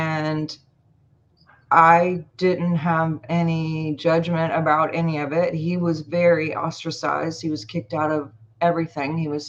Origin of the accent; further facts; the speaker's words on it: Montauk, New York, United States; born there; So why does it say that I was born in Montauk? And my birth certificate says that it was.